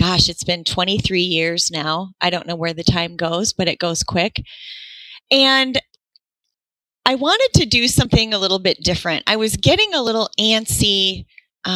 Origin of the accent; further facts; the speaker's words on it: Sioux Falls, South Dakota, United States; moved away as an adult; now in Iowa, United States; I am from Sioux Falls, South Dakota, and born and raised South Dakota girl, living in Iowa now, actually